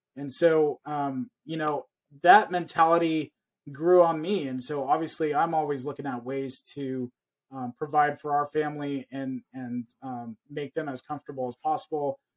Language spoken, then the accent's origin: English; California, United States; I was born and raised here in California, so I was very Americanized